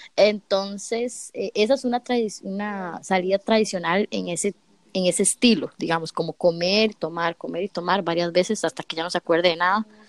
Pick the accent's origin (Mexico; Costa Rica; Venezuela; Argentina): Costa Rica; moved away as an adult; now in South Korea; yo vengo fogueadísima de Costa Rica